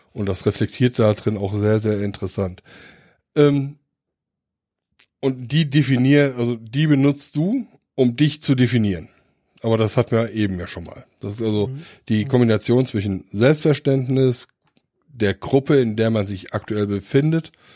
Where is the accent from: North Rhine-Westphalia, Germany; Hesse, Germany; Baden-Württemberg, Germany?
Hesse, Germany; Dillenburg; also born or lived in Donsbach; ich komme aus Dillenburg